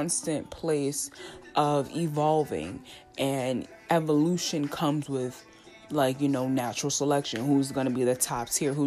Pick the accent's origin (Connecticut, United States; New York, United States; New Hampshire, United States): New York, United States; New York City; I'm a girl from Staten Island, a big girl from Staten Island, a big black girl from Staten Island, who went to a predominantly black school in downtown Brooklyn